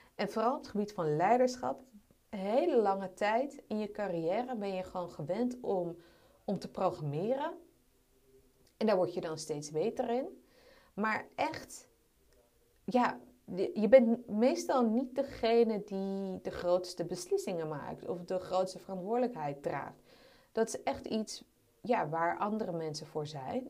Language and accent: Dutch; Amsterdam, North Holland, Netherlands; Ik ben opgegroeid in Amsterdam